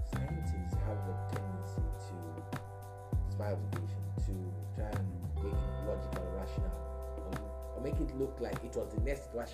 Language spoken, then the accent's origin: English; Nigeria; first language Igbo; English is a second language; moved away as an adult; also born or lived in Ghana; now in Aberdeen, United Kingdom; I'm a Nigerian too